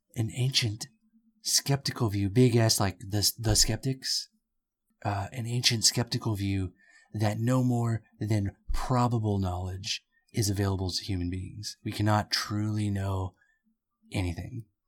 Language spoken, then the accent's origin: English; California, United States; We're all from California